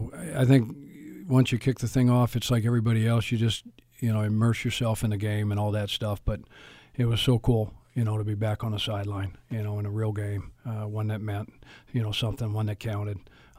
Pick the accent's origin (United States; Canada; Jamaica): United States; Boulder, Colorado; I'm born and raised. I'm born in Boulder, Colorado.